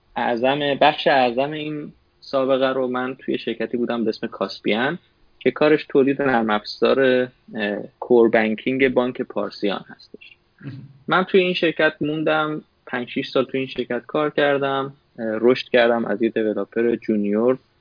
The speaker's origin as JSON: {"language": "Persian", "town": "Tehran", "region": "Tehran Province", "country": "Iran", "tie": "born or raised there", "moved": "as an adult", "lives_now": "United States", "said": "من متولد تهران هستم"}